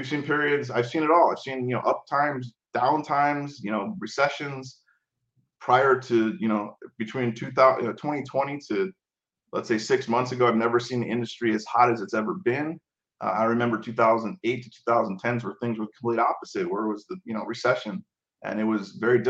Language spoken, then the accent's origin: English; Chicago, Illinois, United States; I come from Chicago